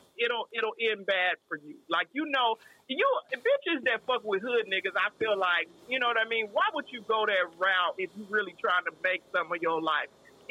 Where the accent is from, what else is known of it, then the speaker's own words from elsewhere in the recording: West Coast, United States; I'm born and raised on the West Coast.